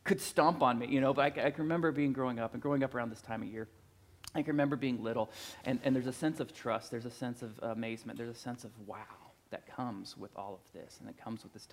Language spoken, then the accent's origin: English; Plattsburg, Missouri, United States; I was a teenager from Plattsburgh, Missouri, that went to Northwest Missouri State